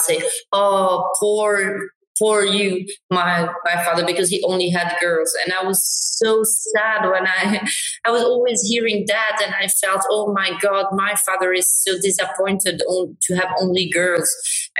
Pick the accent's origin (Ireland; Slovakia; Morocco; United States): Morocco; we were raised in Morocco. I look very Moroccan.